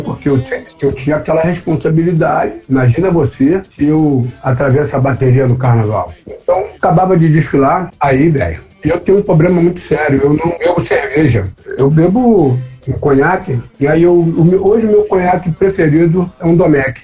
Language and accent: Portuguese; Rio de Janeiro, Brazil; aonde eu nasci, uma comunidade que ela é conhecida a Mangueira